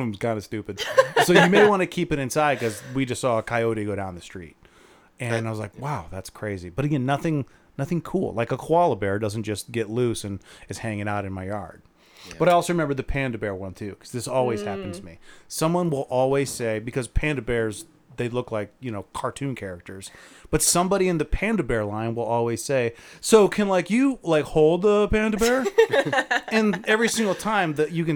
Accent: Akron, Ohio, United States; I'm from Akron.

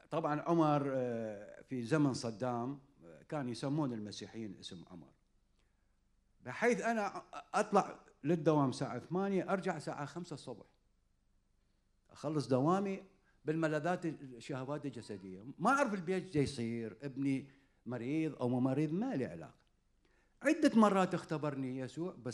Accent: Iraq; accent: Iraqi; وصرت عصبي وقمت احكي انا باللهجه العراقيه

